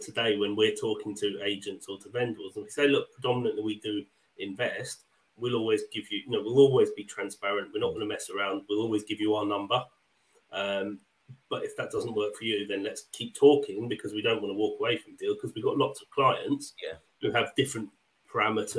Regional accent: Wembley, London, United Kingdom; moved away; I grew up in Wembley

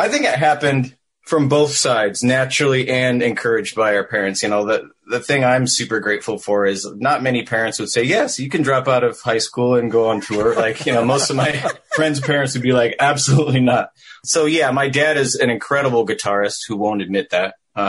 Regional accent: Vashon, Washington, United States; moved away as an adult; also born or lived in Orange County, California; now in East Coast, United States; I was born in... I say Seattle, Washington, but I was born and raised on a small island called Vashon Island right outside of Seattle.

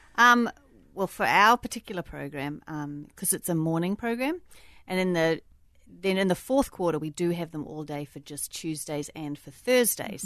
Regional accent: New Zealand; moved away; also born or lived in Australia; I grew up in New Zealand

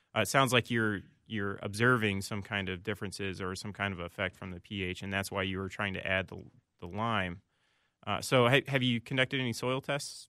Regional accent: Indiana, United States; moved away as an adult; now in Minnesota, United States; I'm originally from Indiana

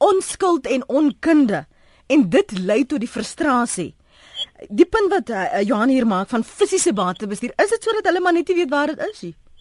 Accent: South Africa; As Suid-Afrikaners

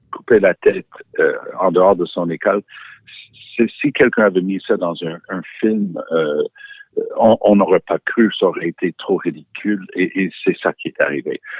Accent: United Kingdom; accent: English; French is a second language; now in France; Et oui, j'ai mon passeport français malgré mon petit accent anglais.

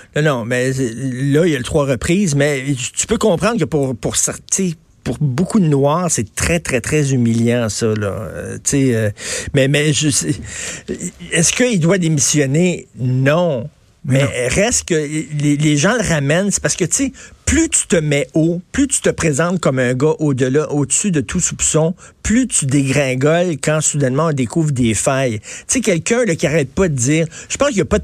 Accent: Montreal, Quebec, Canada; je viens de Verdun

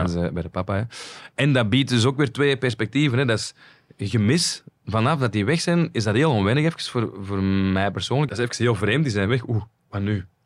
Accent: Flanders, Belgium; wij als Vlaming

